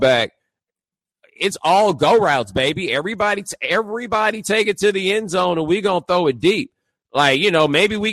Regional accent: Texas, United States; also born or lived in Nigeria; I'm from Texas

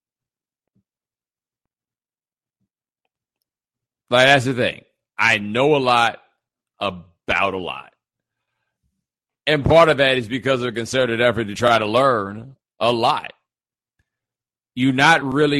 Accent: Houston, Texas, United States; I'm from Houston

